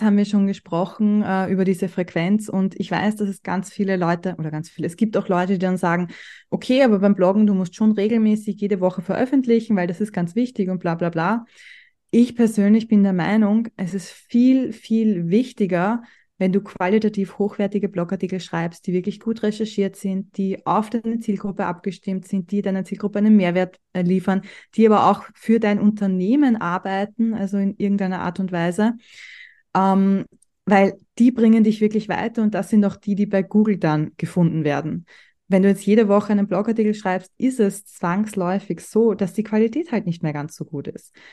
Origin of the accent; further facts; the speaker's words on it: Austria; bei uns in Österreich